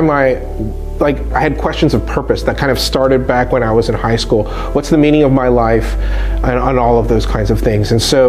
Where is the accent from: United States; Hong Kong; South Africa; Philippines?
Hong Kong; But what I would say is that I grew up overseas in Hong Kong, which was a British colony or a crown colony is what they called it.